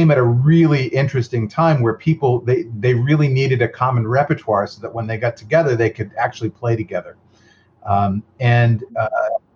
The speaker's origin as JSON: {"language": "English", "region": "Massachusetts", "country": "United States", "moved": "yes", "said": "I was from Massachusetts."}